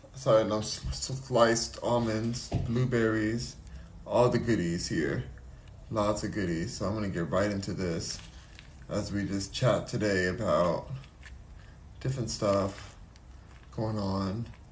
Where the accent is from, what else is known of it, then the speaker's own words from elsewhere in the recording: Los Angeles, California, United States; I was born